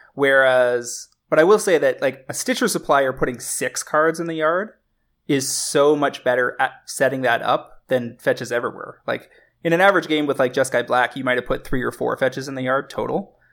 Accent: Canada; as a Canadian

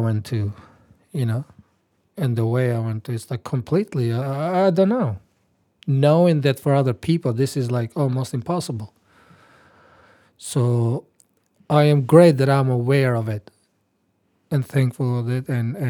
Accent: Albania; moved away as an adult; also born or lived in Turkey / Florence, Italy; now in Australia; So I was born in Albania, lived in Turkey, lived in Italy

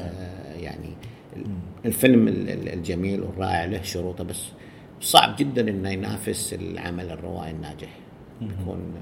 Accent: Saudi Arabia; عندنا بالسعودية

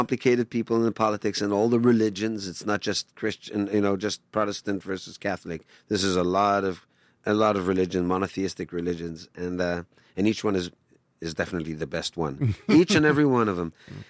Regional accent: Tel Aviv, Tel Aviv District, Israel; the home that I grew up in Tel Aviv.

